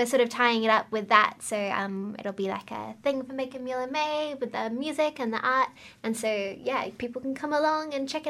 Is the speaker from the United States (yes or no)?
no; West Coast of Australia, Western Australia, Australia; now in Wellington, New Zealand; I'm from the West Coast, which is like the most like inconvenient place in Australia to be from.